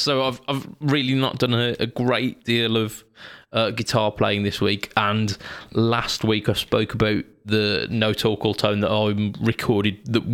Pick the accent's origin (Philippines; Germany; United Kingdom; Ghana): United Kingdom; we are British.